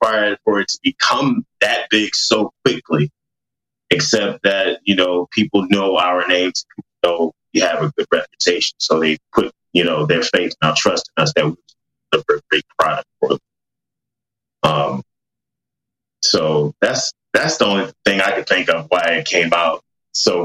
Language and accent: English; Atlanta, Georgia, United States; We're both here from Atlanta